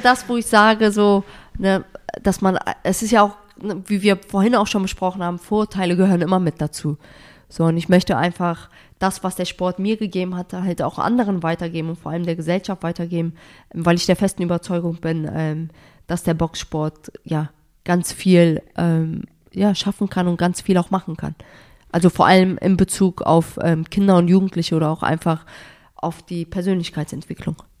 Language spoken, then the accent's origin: German; Germany; dass Deutschland meine Heimat ist